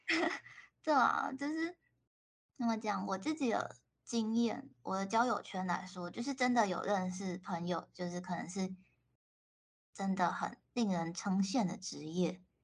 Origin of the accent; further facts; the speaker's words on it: Taiwan; also born or lived in Japan; 他们可能就只认识我一个台湾人